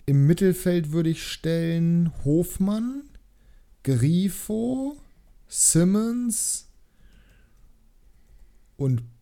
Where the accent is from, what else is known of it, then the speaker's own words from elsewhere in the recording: Bremen, Germany; das als Bremer, Junge, ekelhaft.